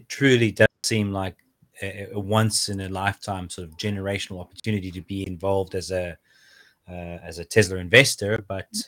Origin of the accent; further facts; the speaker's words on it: South Africa; now in United Kingdom; I was born in South Africa.